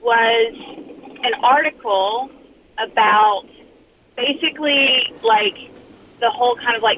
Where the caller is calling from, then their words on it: Atlanta, Georgia, United States; I'm actually in Atlanta, Georgia, and I'm such a huge fan.